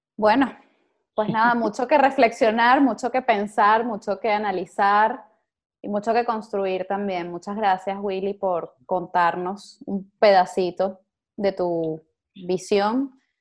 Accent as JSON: {"language": "Spanish", "country": "Venezuela", "said": "como venezolanos"}